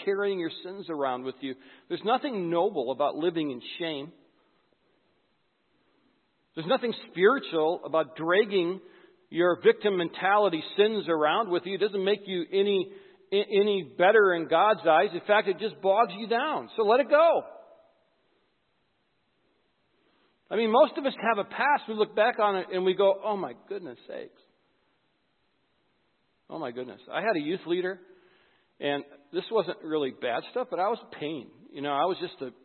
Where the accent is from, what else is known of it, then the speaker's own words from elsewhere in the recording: White Bear Lake, Minnesota, United States; I'm from White Bear Lake